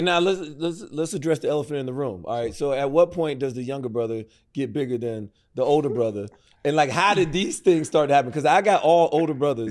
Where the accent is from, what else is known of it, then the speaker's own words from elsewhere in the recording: Prattville, Alabama, United States; Growing up in Prattville, Alabama